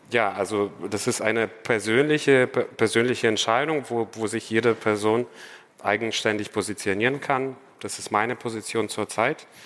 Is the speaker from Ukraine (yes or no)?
yes; Ukraine; first language Ukrainian; German is a second language; Ich habe das Glück, dass ich zwei Muttersprachen habe als Ukraine, äh, beziehungsweise als Ukrainer aus einer russischsprachigen Familie oder aus einer eher russischsprachigen Stadt.